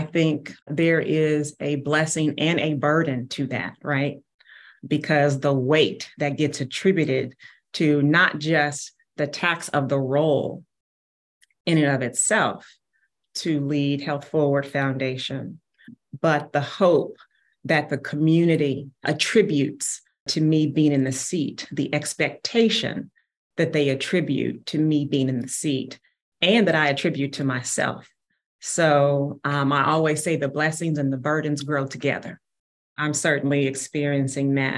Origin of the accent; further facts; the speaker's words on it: Kansas City, Missouri, United States; Born and raised in Kansas City